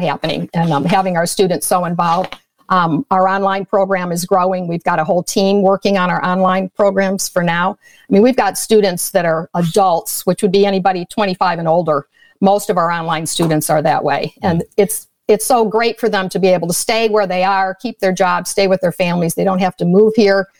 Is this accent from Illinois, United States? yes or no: yes; outside of Chicago, Illinois, United States; I was brought up outside of Chicago in a Roman Catholic home